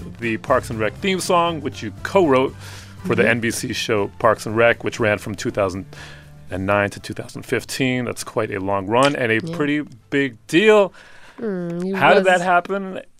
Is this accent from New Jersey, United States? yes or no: no; New York, United States; You know, for me, growing up in New York, in America, the blues would fall into the basket of music your parents are into.